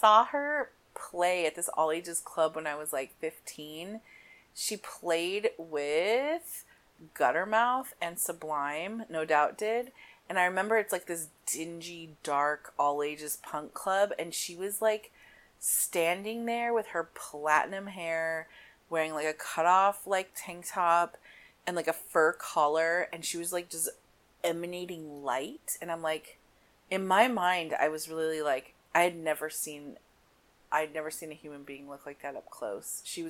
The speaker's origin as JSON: {"language": "English", "town": "San Diego", "region": "California", "country": "United States", "tie": "born or raised there", "said": "I was born and raised in San Diego, California"}